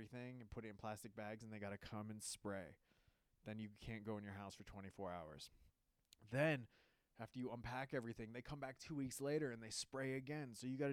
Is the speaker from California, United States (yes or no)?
yes; Southern California, United States; I'm from Southern California and there's just palm trees everywhere